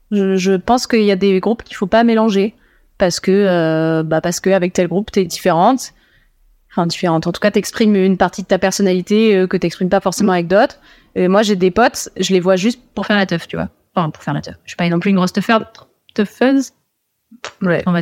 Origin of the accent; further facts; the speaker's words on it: Toulouse, Occitania, France; Je viens de Toulouse.